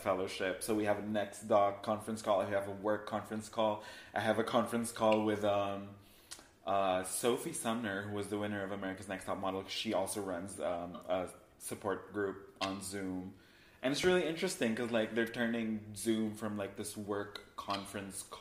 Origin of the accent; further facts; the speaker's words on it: Philippines; moved away as an adult; also born or lived in Manila, Philippines; now in Los Angeles, United States; I grew up in the Philippines. I grew up in a very tropical country where it's very hot and it's very humid